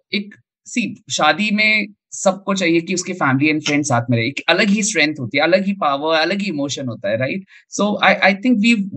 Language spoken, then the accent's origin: Hindi; Delhi, India; मैं तो दिल्ली वाला हूँ